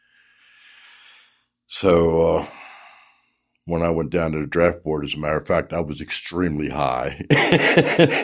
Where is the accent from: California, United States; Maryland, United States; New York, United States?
Maryland, United States; Baltimore; I was born in Baltimore